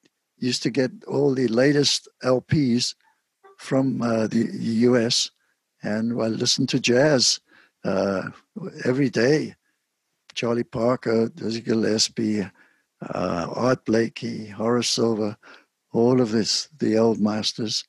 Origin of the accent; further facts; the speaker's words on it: Cape Town, Western Cape, South Africa; moved away as an adult; also born or lived in London / New York; I was born in Cape Town, South Africa. I grew up there and left Cape Town at the age of 23 and went to London